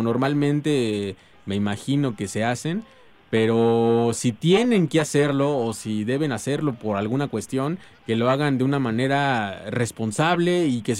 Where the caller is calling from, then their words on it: Iztapalapa, Mexico City, Mexico; Eh, les hablo de acá de Iztapalapa, vamos hacia el trabajo. Saludos a toda la bandota de Iztapalapa.